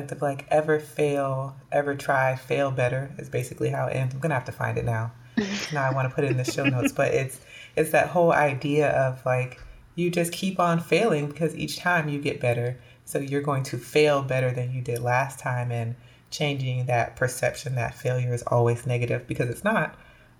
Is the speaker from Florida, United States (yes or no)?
yes; Orlando, Florida, United States; I grew up in Orlando, Florida